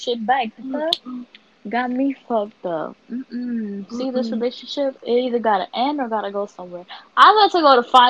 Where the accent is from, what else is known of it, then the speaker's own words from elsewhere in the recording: New York City, New York, United States; I'm from Harlem